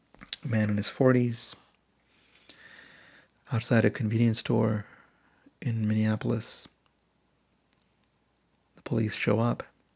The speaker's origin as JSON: {"language": "English", "country": "India", "tie": "born or raised there", "also_born_or_lived": "Middle East", "said": "And in fact, how I grew up in India and in the Middle East in the 80s, all around me were stories of anti-black racism."}